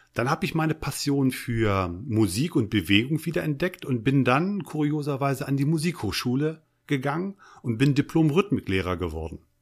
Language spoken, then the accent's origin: German; Eichsfeld, southern edge of the Harz, Lower Saxony, Germany; Ich bin aufgewachsen am Südrande des Harzes, Eichsfelder